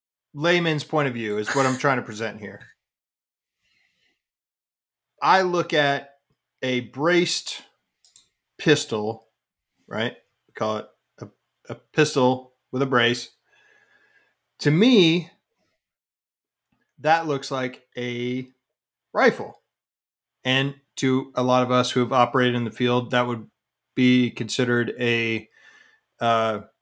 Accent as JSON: {"language": "English", "region": "Colorado", "country": "United States", "said": "I'm from Colorado"}